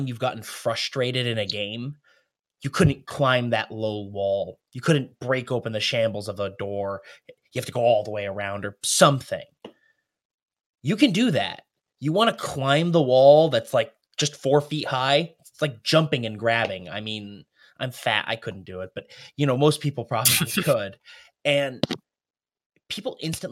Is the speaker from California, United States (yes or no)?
no; Rhode Island, United States; I'm from Rhode Island